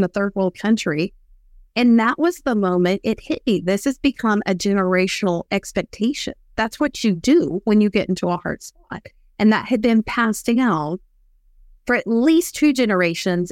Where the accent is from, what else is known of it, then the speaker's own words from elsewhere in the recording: West Texas, United States; I grew up in West Texas